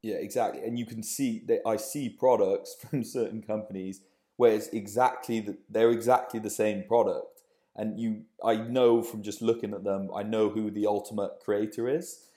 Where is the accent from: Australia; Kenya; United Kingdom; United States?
United Kingdom; Cardiff, Wales; moved away as an adult; also born or lived in London; now in Bristol, United Kingdom; most lads growing up in Wales. from Cardiff originally